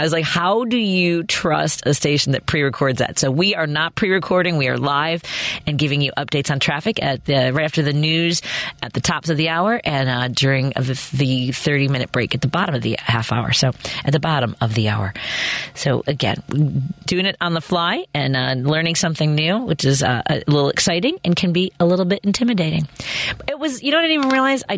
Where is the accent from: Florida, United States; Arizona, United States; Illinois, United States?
Illinois, United States; Chicago; when I was a kid, I grew up on Northwest Highway, right about a block away from there.